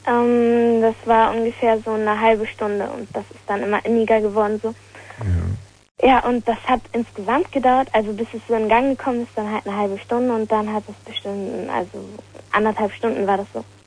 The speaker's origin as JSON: {"language": "German", "region": "Lower Saxony", "country": "Germany", "said": "ich komme aus Niedersachsen"}